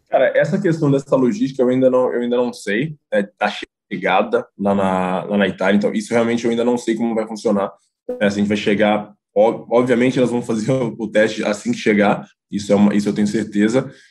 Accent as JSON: {"language": "Portuguese", "town": "Contagem", "region": "Minas Gerais", "country": "Brazil", "moved": "as an adult", "lives_now": "Italy", "said": "lá da minha cidade, em Contagem, Belo Horizonte"}